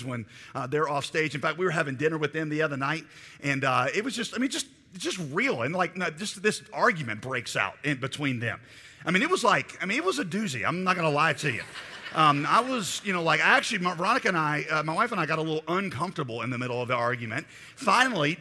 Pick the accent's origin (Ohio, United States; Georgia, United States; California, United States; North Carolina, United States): North Carolina, United States; Raleigh; I am from Raleigh, North Carolina.